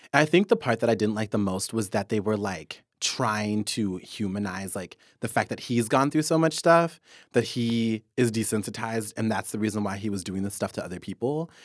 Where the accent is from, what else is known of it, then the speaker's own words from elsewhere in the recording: Kansas, United States; now in Seattle, United States; I'm from Kansas.